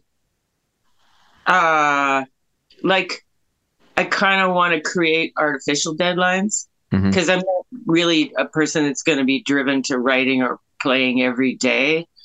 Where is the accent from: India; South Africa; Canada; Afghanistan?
Canada; Kitchener, Ontario; I grew up in Kitchener